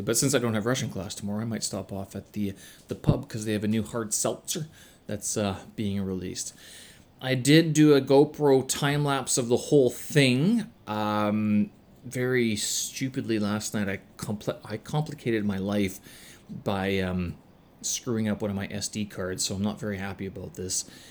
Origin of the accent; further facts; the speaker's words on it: Canada; moved away; being a Canadian